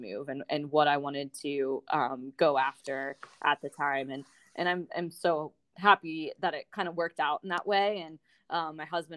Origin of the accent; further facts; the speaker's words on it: Pittsburgh, Pennsylvania, United States; moved away as an adult; also born or lived in St. Louis / Denver; it was in my hometown